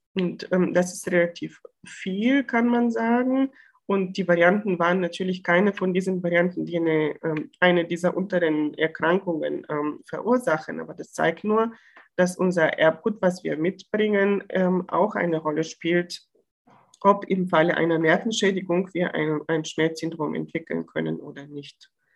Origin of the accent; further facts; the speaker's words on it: Bulgaria; now in Bochum, Germany; ich komme aus Bulgarien gebürtig